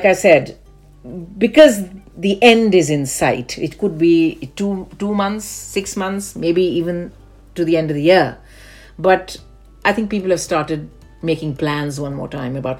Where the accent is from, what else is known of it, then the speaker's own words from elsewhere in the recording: India; Growing up in India